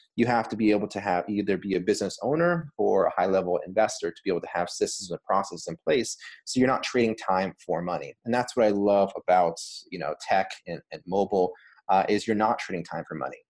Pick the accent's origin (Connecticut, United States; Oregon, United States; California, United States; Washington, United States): California, United States; Los Angeles; moved away as an adult; also born or lived in Boston; I grew up in Los Angeles, California